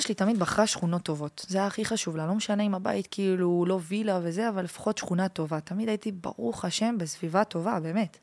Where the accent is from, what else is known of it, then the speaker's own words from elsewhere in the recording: France; now in Israel; נולדתי בצרפת, שמונה דורות